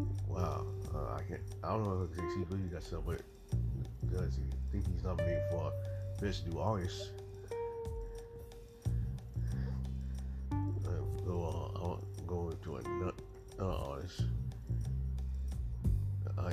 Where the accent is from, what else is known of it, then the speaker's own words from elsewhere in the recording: Georgia, United States; I'm here from Georgia